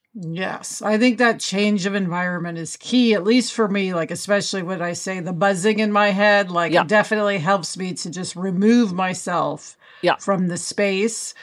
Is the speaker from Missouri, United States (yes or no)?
yes; Kansas City, Missouri, United States; now in Los Angeles, United States; TV writer and producer who usually is in LA, but today home in Kansas City